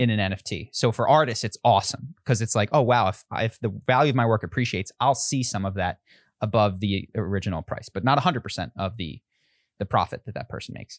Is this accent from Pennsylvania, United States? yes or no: yes; Pennsylvania, United States; I live, I grew up in Pennsylvania.